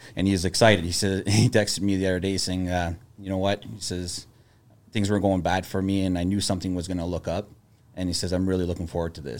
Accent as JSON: {"language": "English", "town": "Sudbury", "region": "Ontario", "country": "Canada", "also_born_or_lived": "Toronto", "moved": "as an adult", "said": "I moved from Sudbury when I was eighteen"}